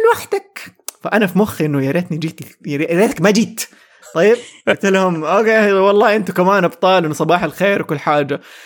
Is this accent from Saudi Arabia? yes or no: yes; Saudi Arabia; عندنا في السعوديه